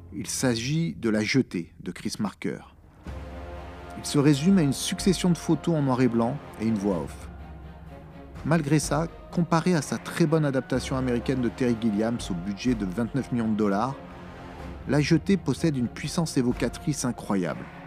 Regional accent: France; quand on est français

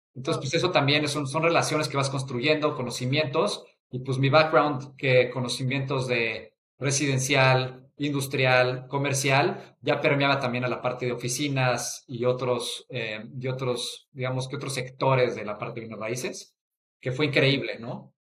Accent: Mexico City, Mexico; yo soy de la Ciudad de México, crecí ahí toda mi vida

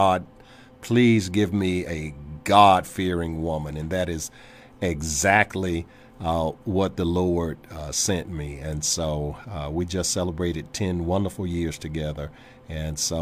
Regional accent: Virginia, United States; my home state of Virginia

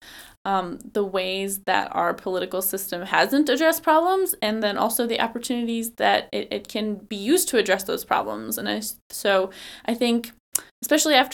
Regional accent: Shoreview, Minnesota, United States; also born or lived in Barnesville, Minnesota / Becker County, Minnesota; But I grew up down in Shoreview, which is a suburb of St. Paul.

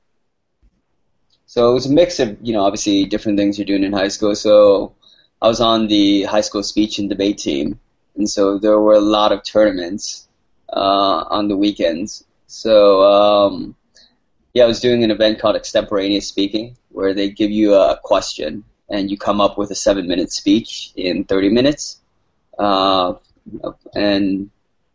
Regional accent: San Gabriel, California, United States; moved away as an adult; growing up in San Gabriel

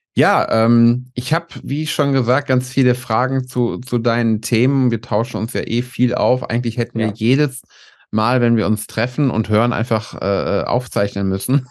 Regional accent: North Rhine-Westphalia, Germany; Ich komme nämlich aus Nordrhein-Westfalen

